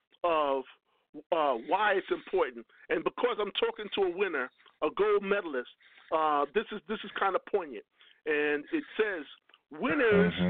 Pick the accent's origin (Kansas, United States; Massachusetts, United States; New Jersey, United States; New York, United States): New York, United States; Lakeview; Lakeview, where we're from, Lakeview, we're like one big family